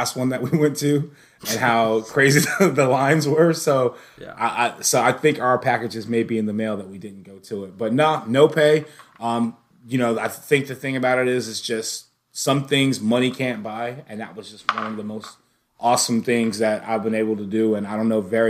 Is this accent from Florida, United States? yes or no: yes; Jacksonville, Florida, United States; I'm from Jacksonville